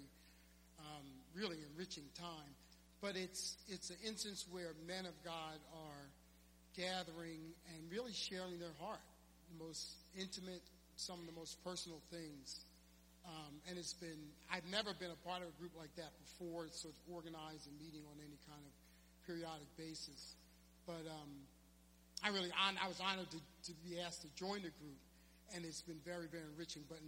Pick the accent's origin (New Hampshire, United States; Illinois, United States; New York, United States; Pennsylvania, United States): Pennsylvania, United States; Philadelphia; the church I grew up in West Philly